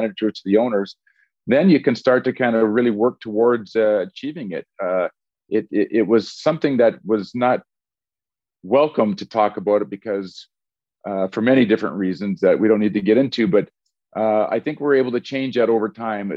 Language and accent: English; Edmonton, Alberta, Canada; also born or lived in Portland, Oregon; we all started there when we're 18 years old in an expansion team in my hometown.